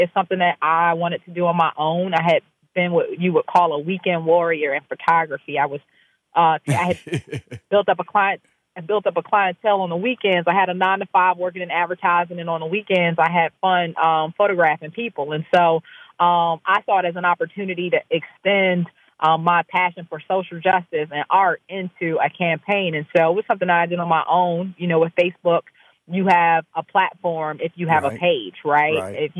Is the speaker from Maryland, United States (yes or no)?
yes; Maryland, United States; I'm right outside of D.C. in Maryland.